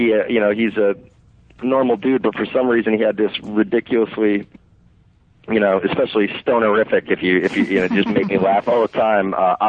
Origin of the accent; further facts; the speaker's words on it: Connecticut, United States; moved away; So I was from Connecticut, but I'm an old rich guy now.